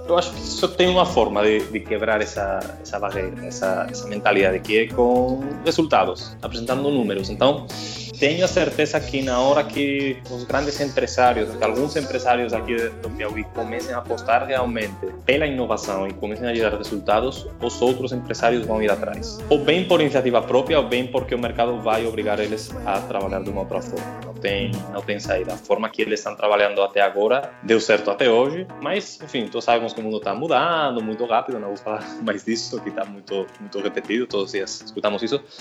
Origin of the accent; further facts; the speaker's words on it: Spain; Portuguese is a second language; moved away as an adult; also born or lived in Fortaleza, Brazil; now in Teresina, Brazil; Pelo meu sotaque, eu acho que já dá para perceber que, que não sou brasileiro. Sou da, da Espanha, eu levo quase seis anos morando no Brasil